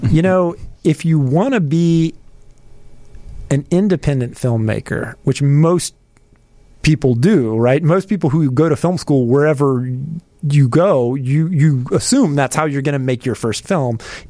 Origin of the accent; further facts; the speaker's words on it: Charlotte, North Carolina, United States; moved away as an adult; Well, you know, I moved here from Charlotte, North Carolina. I was originally going to DePaul, and for a long time, you know, I would go home for Christmas break and summer break.